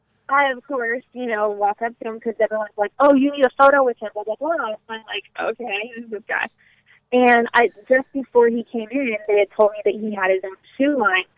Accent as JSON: {"language": "English", "town": "Wimberley", "region": "Texas", "country": "United States", "moved": "as an adult", "lives_now": "California, United States", "said": "Small town outside of Austin, Wimberley"}